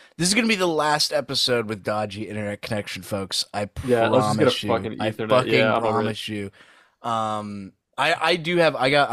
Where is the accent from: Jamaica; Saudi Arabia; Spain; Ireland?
Saudi Arabia; moved away; growing up in Saudi.